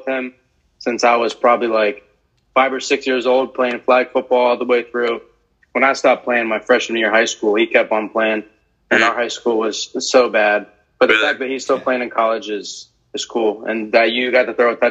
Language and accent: English; St. Cloud, Florida, United States; I grew up in St. Cloud, Florida